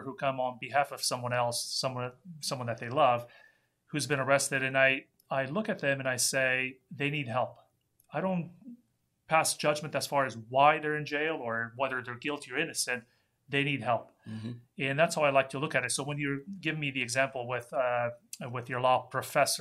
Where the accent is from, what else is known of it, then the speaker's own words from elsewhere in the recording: Romania; moved away; I grew up in Romania, and we came here in 1983 when Romania was still a communist country